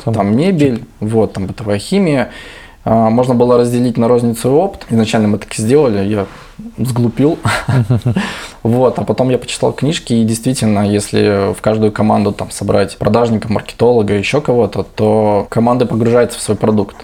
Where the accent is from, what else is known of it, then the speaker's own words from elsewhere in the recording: Vladivostok, Primorsky Krai, Russia; это какой-то наш менталитет Владивостока